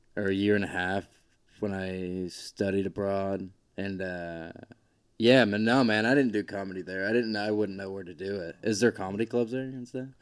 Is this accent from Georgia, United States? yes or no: yes; Georgia, United States; moved away as an adult; also born or lived in Boise, Idaho; I grew up in Georgia